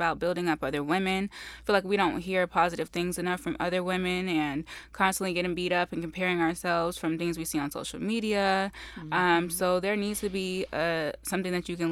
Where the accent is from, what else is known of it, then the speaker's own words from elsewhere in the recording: Las Vegas, Nevada, United States; also born or lived in Rochester, New York; I've grown up in Las Vegas. I've been here pretty much all of my life